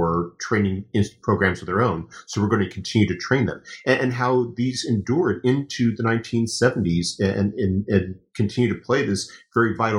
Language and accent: English; United States; as an American